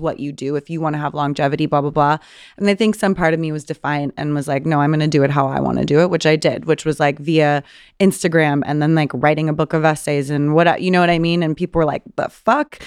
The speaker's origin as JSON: {"language": "English", "region": "Southern California", "country": "United States", "tie": "born or raised there", "said": "I grew up in Southern California"}